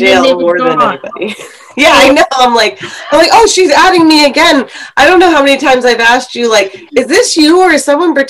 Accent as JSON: {"language": "English", "country": "United States", "first_language": "English", "said": "Because I'm American and I speak English."}